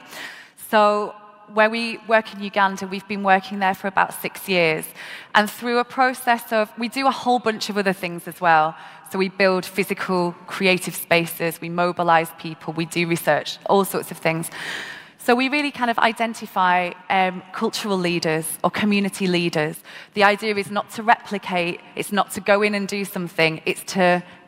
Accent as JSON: {"language": "English", "town": "Manchester", "region": "North West England", "country": "United Kingdom", "said": "I'm from Manchester in the UK and had the opportunity to go to school and be educated."}